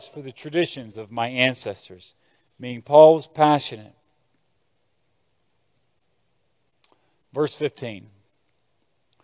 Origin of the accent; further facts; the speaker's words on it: Lexington, Kentucky, United States; growing up in Lexington, small town Kentucky, Appalachia, coal mining villages